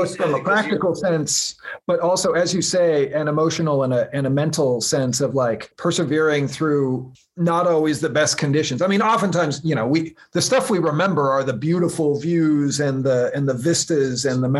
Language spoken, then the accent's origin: English; Pacific Northwest, United States; I'd been wanting to do the PCT since I was a little kid growing up in the Northwest.